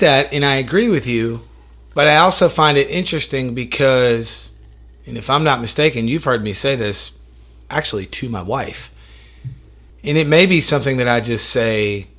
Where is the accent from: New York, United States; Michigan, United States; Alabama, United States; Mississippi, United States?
New York, United States; Syracuse; I was born in Syracuse, New York.